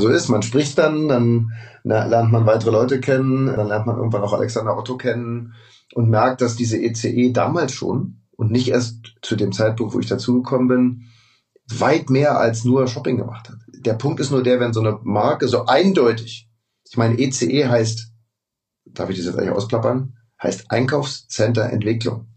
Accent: Berlin, Germany; moved away as an adult; also born or lived in Munich; ich bin in Tempelhof geboren und aufgewachsen

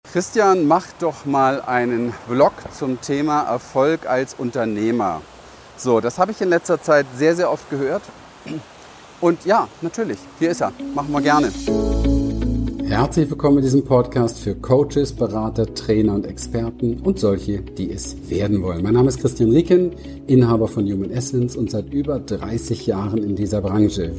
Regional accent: Berlin, Germany; ich bin in Berlin aufgewachsen, im Hinterhof

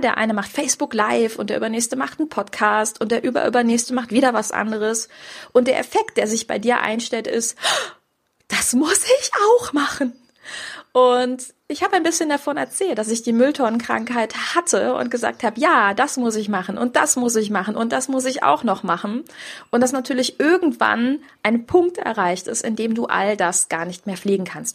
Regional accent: Grevenbroich, North Rhine-Westphalia, Germany; moved away; ich komme aus Grevenbruch, aus diesem Ursprungsort

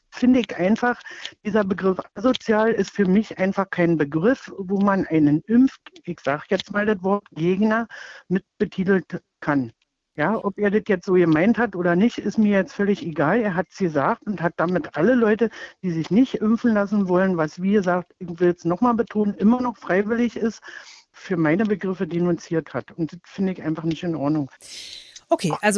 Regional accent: East Germany, Germany; Also früher, ich bin nur in der DDR aufgewachsen

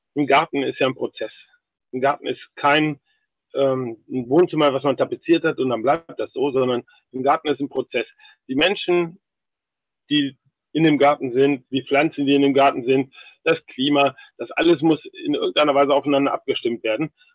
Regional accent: Algermissen, Lower Saxony, Germany; Ich bin in Algermissen geboren. Algermissen liegt genau zwischen Hildesheim und Hannover, ungefähr auf der Hälfte.

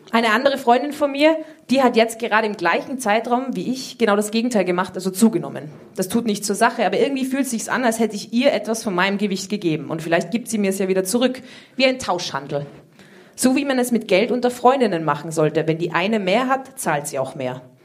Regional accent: Austria; Ich komme aus Österreich

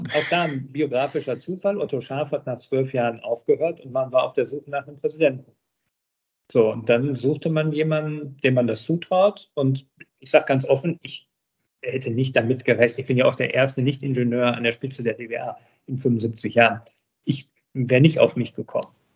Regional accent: Herten, North Rhine-Westphalia, Germany; in meiner Heimatstadt Herten, 65.000 Einwohner, dann äh, zum hauptamtlichen Bürgermeister gewählt worden

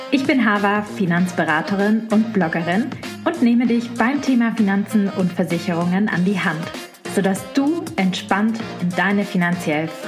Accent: Baden-Württemberg, Germany; Ich komme ja selber aus dem Schwabenländle und ich bin da aufgewachsen.

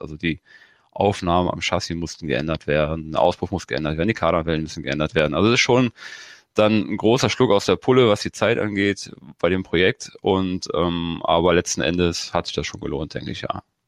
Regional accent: Germany; ich komme ja aus dem Grenzgebiet zu Holland, und selbst da war es halt früher so, dass wenn du rübergefahren bist als Kind

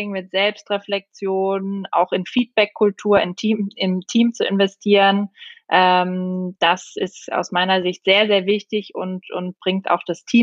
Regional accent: Austria; Ich bin Österreicherin. Ich weiß gar nicht, ob das geht, Alex.

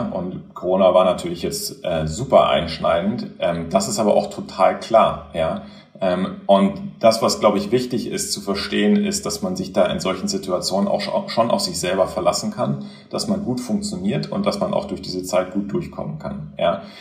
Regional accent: Göttingen, Lower Saxony, Germany; moved away; also born or lived in Kiel; ich bin in Göttingen aufgewachsen

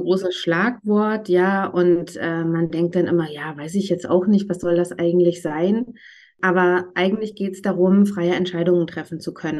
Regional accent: Northern Germany, Germany; accent: Northern German; moved away as an adult; now in Berlin, Germany; Ich bin äh, gebürtiges Nordlicht, manchmal kommt das sozusagen akustisch auch ein bisschen durch, bin aber seit 17 Jahren in Berlin

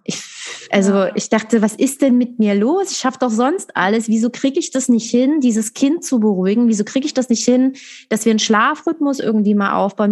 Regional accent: Dresden, Saxony, Germany; Ich komme aus Dresden

